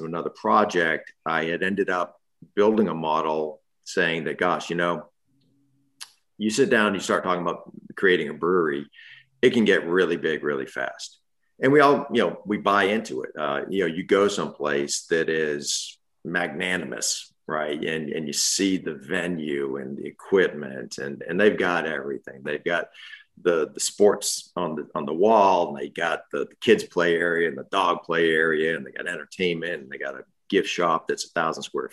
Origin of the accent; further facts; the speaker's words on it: New England, United States; moved away; I was born and raised in New England